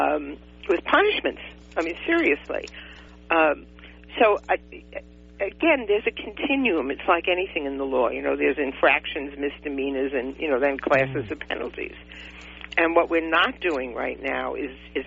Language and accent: English; New York City, New York, United States; moved away as an adult; now in California, United States; I was born and raised in New York City